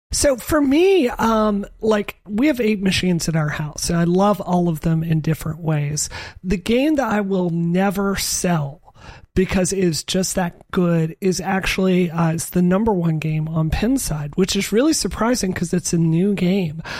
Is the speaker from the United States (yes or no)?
yes; Mississippi, United States; moved away; in the South, where I grew up in Mississippi